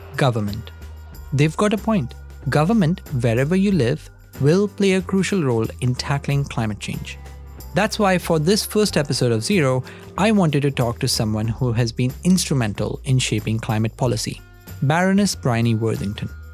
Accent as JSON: {"language": "English", "country": "India", "tie": "born or raised there", "said": "I grew up in India"}